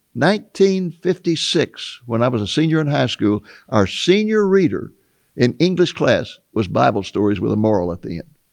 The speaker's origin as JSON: {"language": "English", "country": "United States", "tie": "born or raised there", "said": "growing up in America"}